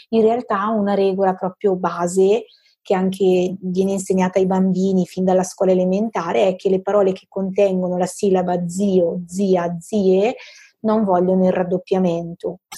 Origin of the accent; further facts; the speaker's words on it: northern Italy, Italy; accent: northern Italian dialect; nella pronuncia e soprattutto nella pronuncia del nostro dialetto settentrionale in questo caso, il suono della Z è sempre più mm, sibilante e sonoro